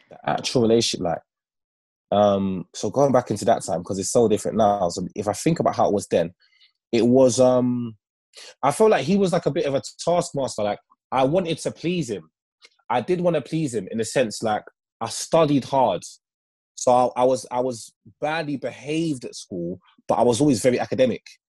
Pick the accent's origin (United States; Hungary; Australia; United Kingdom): United Kingdom; London; growing up in Northwest London, when I was in, I used to live in a place called Kilburn in Northwest London